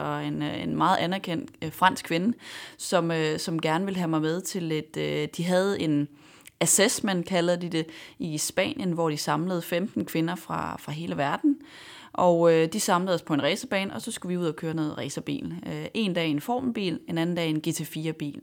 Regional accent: Denmark; jeg var dansker

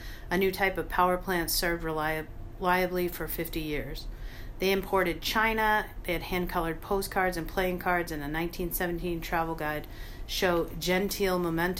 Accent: New Hampshire, United States; I'm from New Hampshire.

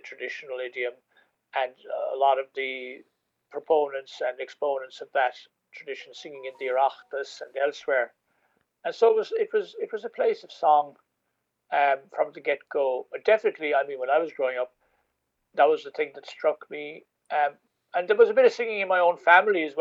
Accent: Ballyvourney, Munster, Ireland; I was brought up in the Gaeltacht of West Cork, Coolay, Ballyvourney, a very small Gaeltacht

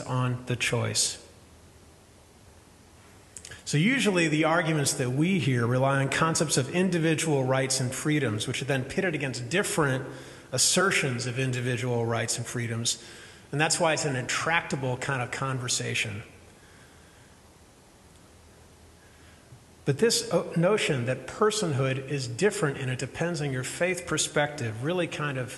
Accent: Midwest, United States; I'm from Midwest

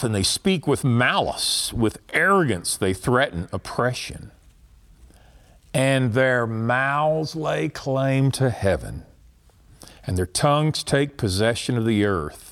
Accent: Texas, United States; I'm from Texas

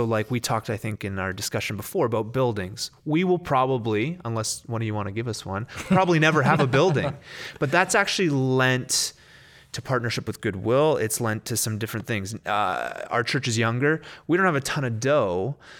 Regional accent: Canada; I mean, obviously we're Canadian, but there's a whole culture in the States that has Christianity as its worldview

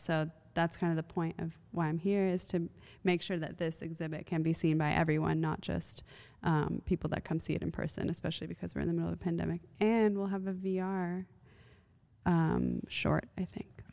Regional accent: United States; also born or lived in Iran; as an American

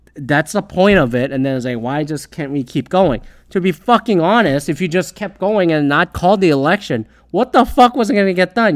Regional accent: Canada; if I were to submit a ballot as a Canadian

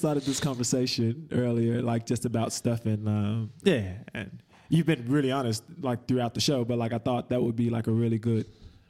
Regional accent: Chicago, Illinois, United States; now in Perth, Australia; whether it be here in Perth, whether it be back in my hometown of Chicago.

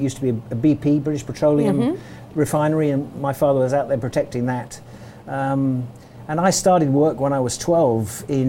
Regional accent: Port Fayed, Egypt; born there; I was born in Port Fayed, which is on the Suez Canal.

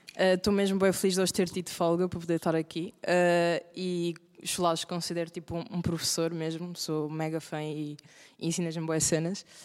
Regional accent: Portugal; eu sou portuguesa, os meus pais são portugueses, os meus avós é que vieram de Cabo Verde e tudo aquilo que eu conheço ah, obviamente tenho ah, ligação a Cabo Verde e vou tendo cada vez mais, mas aquilo que eu conheço não ah, é a Europa, no fundo, é Portugal

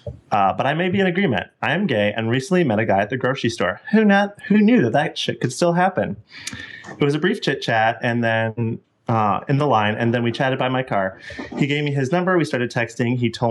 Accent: Indiana, United States

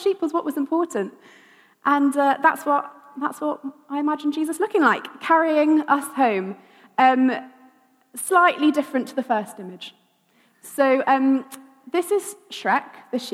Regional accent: Wiltshire, South West England, United Kingdom; I grew up in Wiltshire, lots of fields

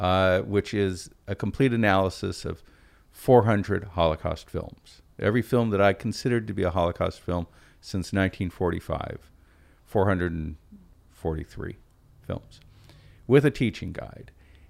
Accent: Portland, Oregon, United States; I'm from Portland. There are Jews in Portland.

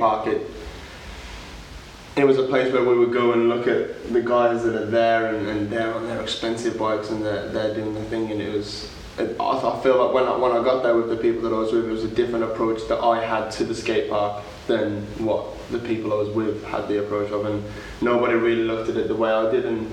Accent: Walsall, West Midlands, United Kingdom; now in London, United Kingdom; I'm from Warsaw, just outside of Birmingham

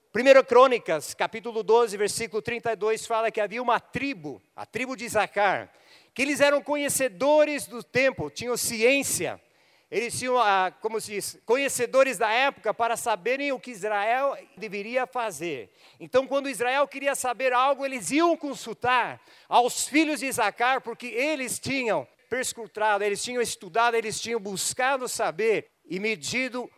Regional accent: Apucarana, Paraná, Brazil; Crescemos em Apucarana, por isso me considero pé vermelho, porque eu vim para cá com um ano de idade

